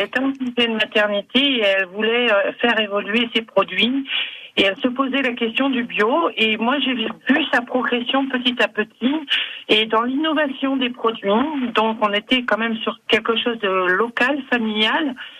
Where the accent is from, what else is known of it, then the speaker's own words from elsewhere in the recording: Brittany, France; chez moi en Bretagne